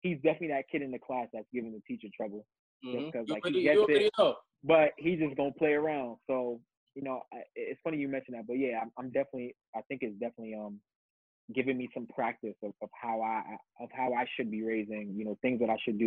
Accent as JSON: {"language": "English", "town": "New York City", "region": "New York", "country": "United States", "tie": "born or raised there", "also_born_or_lived": "Wisconsin / Jamaica", "said": "I'm born and raised in the Bronx"}